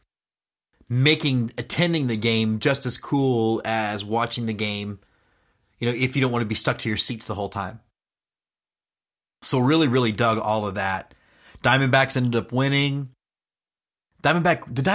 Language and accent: English; Houston, Texas, United States; now in Austin, United States; I grew up in Houston. I live in Austin